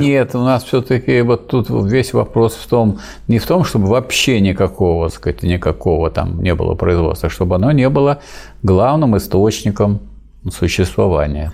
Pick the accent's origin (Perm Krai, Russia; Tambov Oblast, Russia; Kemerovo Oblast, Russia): Tambov Oblast, Russia; Staroklinskoye village, Pervomaysky District; в селе Староклинском Первомайского района Тамбовской области, откуда я родом